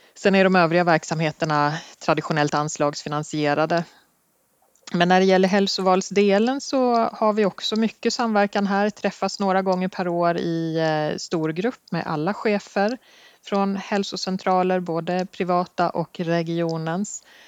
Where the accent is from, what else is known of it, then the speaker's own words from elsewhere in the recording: Sorunda, Stockholm County, Sweden; moved away as an adult; also born or lived in Skåne; jag kommer faktiskt från en liten ort som heter Sorunda i Nynäshamns kommun, där jag är uppvuxen